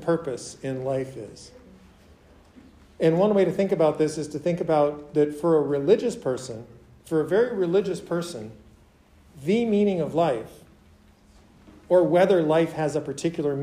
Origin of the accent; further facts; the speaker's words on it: Minneapolis, Minnesota, United States; moved away; I didn't grow up in rural Minnesota. I grew up in Minneapolis, which is like a big city of the Midwest